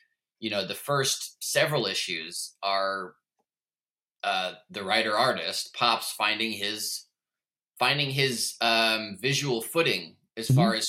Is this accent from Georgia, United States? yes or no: no; Portland, Oregon, United States; also born or lived in New York; Growing up in Portland and Oregon